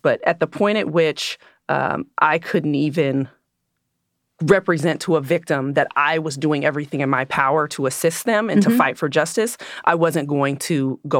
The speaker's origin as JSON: {"language": "English", "region": "California", "country": "United States", "tie": "born or raised there", "said": "I grew up in the East"}